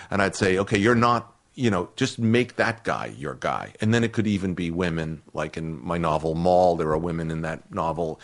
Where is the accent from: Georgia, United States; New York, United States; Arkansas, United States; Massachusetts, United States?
Massachusetts, United States; Boston; moved away; I had been an outsider in my hometown of Irish Catholic kids